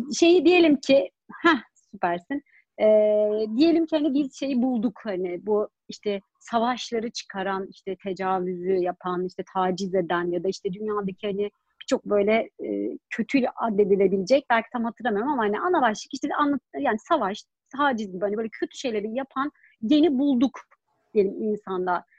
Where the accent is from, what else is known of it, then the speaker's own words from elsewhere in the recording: Germany; Ben Almanya'da doğdum